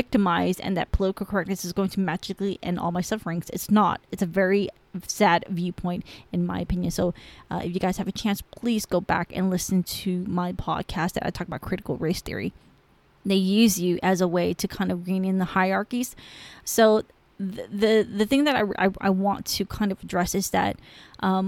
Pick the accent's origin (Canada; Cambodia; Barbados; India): Cambodia; first language Khmer; English is a second language; now in United States; I'm Cambodian